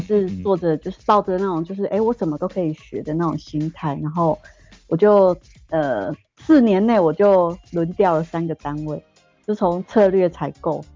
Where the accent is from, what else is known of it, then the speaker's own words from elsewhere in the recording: Taiwan; also born or lived in Guangzhou, China; 整个部门只有我一个台干